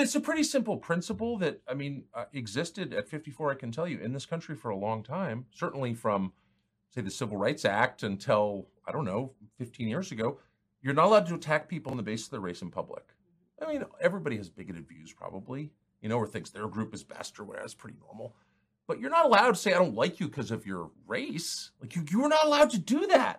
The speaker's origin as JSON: {"language": "English", "country": "United States", "said": "I'm an American"}